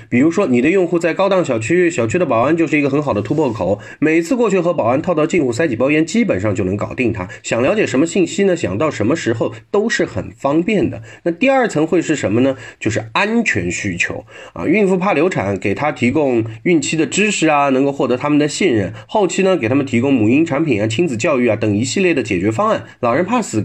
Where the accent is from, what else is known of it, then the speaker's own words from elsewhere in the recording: China; 我们中国人